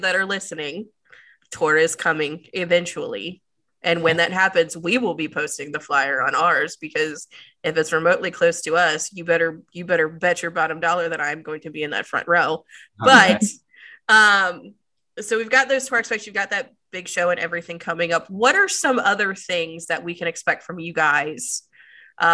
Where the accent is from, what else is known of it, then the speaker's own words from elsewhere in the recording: Maryland, United States; now in North Carolina, United States; I grew up in Maryland with Brittany